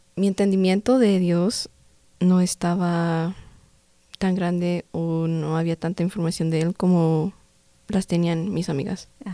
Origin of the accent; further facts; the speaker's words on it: Denver, Colorado, United States; soy aquí de Estados Unidos, de Denver, Colorado y mis papás son de origen mexicano